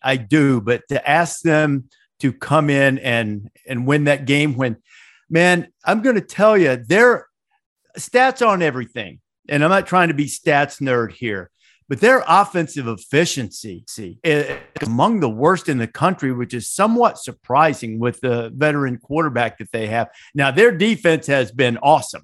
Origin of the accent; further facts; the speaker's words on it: the South, United States; I grew up in the South